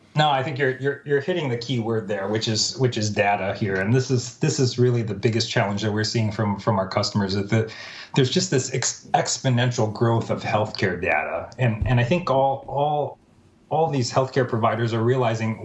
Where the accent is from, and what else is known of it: Minnesota, United States; born or raised there; moved away as an adult; also born or lived in Baltimore, Maryland / San Francisco Bay Area, California; now in San Francisco, United States